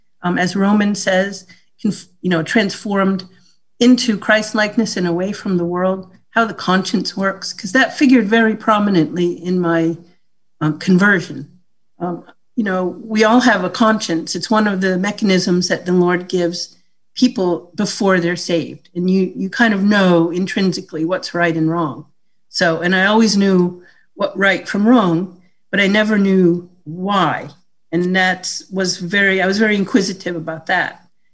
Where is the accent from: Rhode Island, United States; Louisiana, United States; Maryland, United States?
Rhode Island, United States; I grew up in Rhode Island, and that was one of the original 13 colonies.